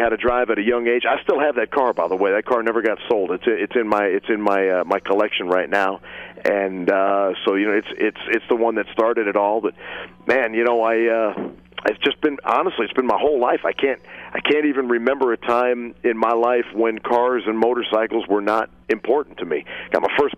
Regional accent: Cleveland, Ohio, United States; also born or lived in Akron, Ohio / Detroit, Michigan; I was born in Akron, Ohio, but I grew up. School time was in Cleveland, and summers were spent at my grandmother's up in Detroit

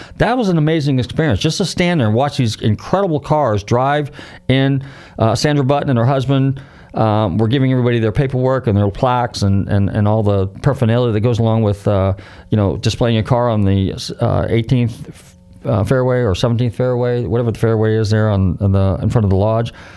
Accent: San Jose or San Rafael, California, United States; moved away; my hometown, San Jose or San Rafael

